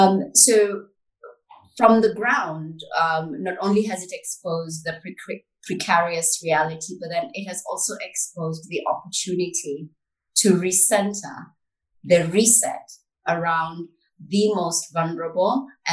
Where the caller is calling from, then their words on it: Nairobi, Kenya; I'm joining you from Nairobi